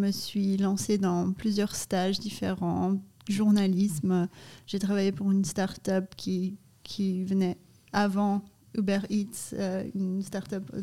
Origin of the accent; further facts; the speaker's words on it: Canada; also born or lived in Brazil; Je suis originaire du Canada et du Brésil.